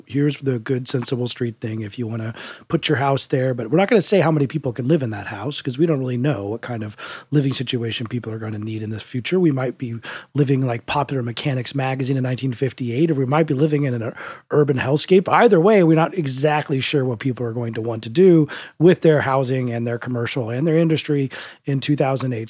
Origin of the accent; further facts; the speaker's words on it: Denver, Colorado, United States; my hometown of Denver